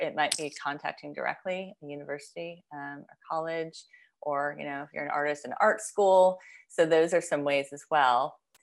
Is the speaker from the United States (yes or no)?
yes; United States; as an American, as a Westerner